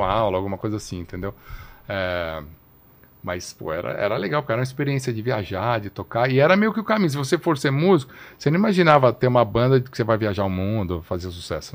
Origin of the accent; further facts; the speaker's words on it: São Paulo, Brazil; also born or lived in Rio de Janeiro; Eu nasci no Rio de Janeiro. É, e com dois anos meus pais vieram para São Paulo, então cresci em São Paulo.